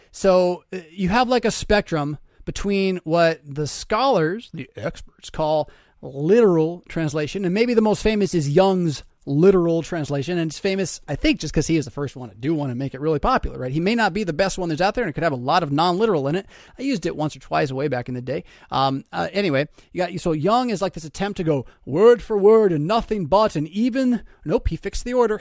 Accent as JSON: {"language": "English", "country": "United States", "said": "as American Christians"}